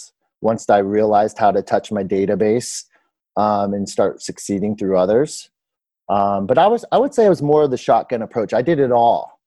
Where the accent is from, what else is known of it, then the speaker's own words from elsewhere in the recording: Southern California, United States; moved away; also born or lived in New York; I'm from Southern California originally